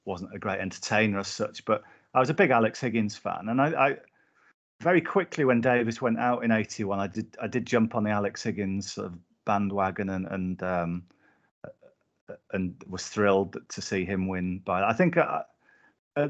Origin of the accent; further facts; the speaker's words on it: Whitehaven, North West England, United Kingdom; I grew up in Whitehaven in Cumbria